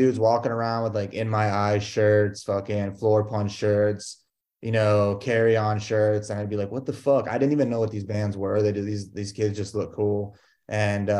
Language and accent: English; Cleveland, Ohio, United States; moved away as an adult; now in Brooklyn, United States; originally from Cleveland